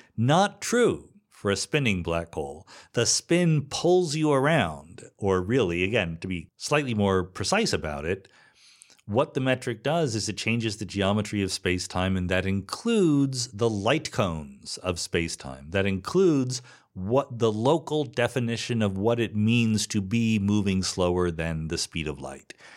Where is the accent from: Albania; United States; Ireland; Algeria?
United States; Philadelphia, Pennsylvania; moved away as an adult; also born or lived in Boston; I'm from the East Coast, right? I was born in the suburbs of Philadelphia, spent eight years in Boston, college and postdoc